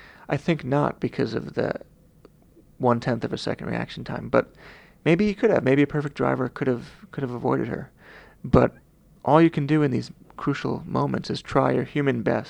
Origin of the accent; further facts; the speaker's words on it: Long Island, New York, United States; I was from Long Island